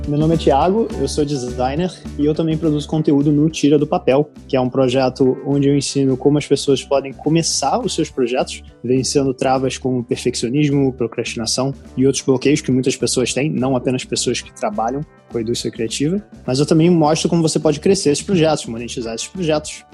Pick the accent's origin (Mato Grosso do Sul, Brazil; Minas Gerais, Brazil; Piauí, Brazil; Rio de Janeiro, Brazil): Rio de Janeiro, Brazil; accent: carioca; moved away as an adult; also born or lived in Italy / Portugal; now in London, United Kingdom; eu diria que eu não sou estereotipo carioca, mas o meu sotaque é muito forte. E sim, eu sou do Rio